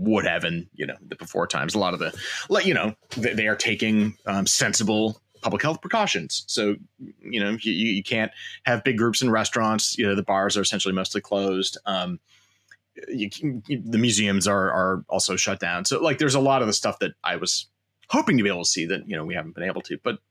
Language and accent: English; Chaska, Minnesota, United States; moved away as an adult; also born or lived in Central Illinois / Santa Barbara, California; I grew up in Chaska, Minnesota